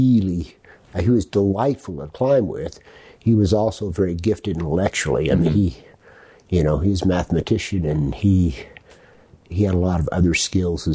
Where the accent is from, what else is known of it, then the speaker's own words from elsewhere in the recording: Ogden, Utah, United States; I grew up in Ogden